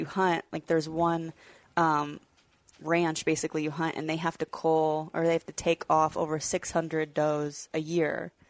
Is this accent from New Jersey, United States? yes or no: no; Washington, United States; moved away as an adult; now in Nebraska, United States; I actually have only lived there for 5 years. I'm originally from Washington.